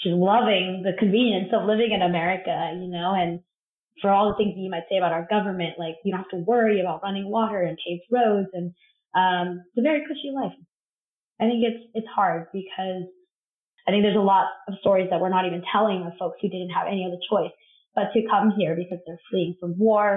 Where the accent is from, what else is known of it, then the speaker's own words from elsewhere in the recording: Covina, California, United States; moved away as an adult; also born or lived in Los Angeles, California; now in Brooklyn, New York, United States; I grew up in Covina, which was pretty sleepy town growing up.